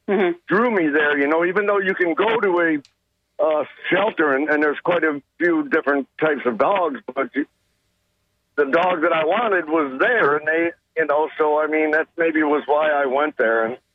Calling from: Bradenton, Florida, United States; I'm calling from Bradenton.

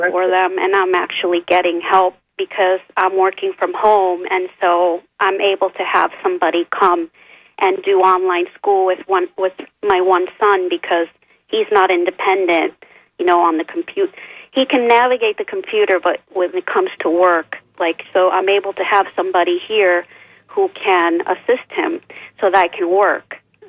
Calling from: Clearwater, Florida, United States; from Clearwater.

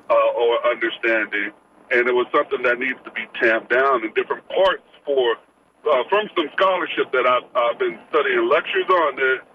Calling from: Florida, United States; I'm on the road just right now uh, in Central Florida.

